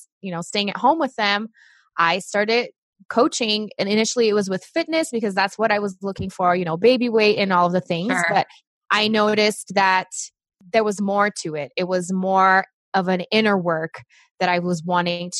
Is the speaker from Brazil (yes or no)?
yes; Brazil; English is a second language; moved away as an adult; now in United States; I'm originally from Brazil. I was born there